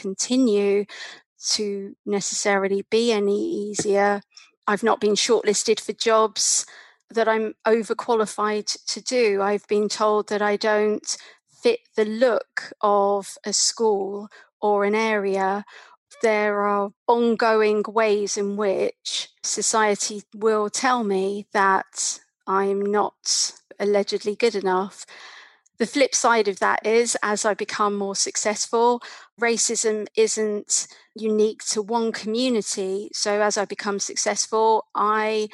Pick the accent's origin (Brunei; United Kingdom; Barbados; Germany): United Kingdom; London; As a little girl growing up in London